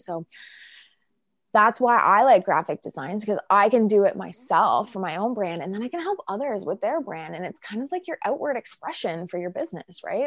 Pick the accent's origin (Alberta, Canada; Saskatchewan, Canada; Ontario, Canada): Ontario, Canada; Peterborough; growing up in Peterborough was awesome